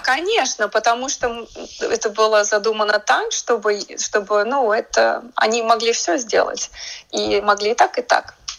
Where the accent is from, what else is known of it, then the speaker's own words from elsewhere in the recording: Riga, Latvia; moved away as an adult; now in United States; для Риги, для моего родного города